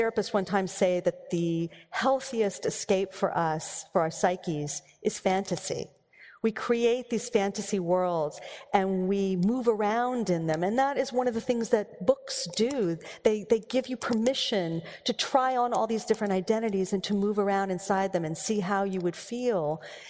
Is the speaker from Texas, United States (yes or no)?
yes; Texas, United States; I grew up in, I grew up in Texas, and you want to talk about rules.